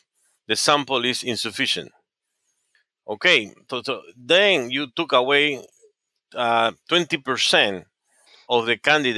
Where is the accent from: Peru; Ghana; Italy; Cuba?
Peru; Yeah, I was born in Peru. My father was a doctor, and my father has lived before in the United States, and he went back to Peru.